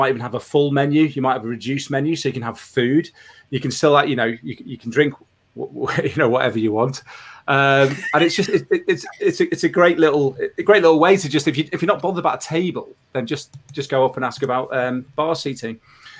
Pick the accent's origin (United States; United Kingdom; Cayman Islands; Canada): United Kingdom; As a Brit, it probably works that way as well.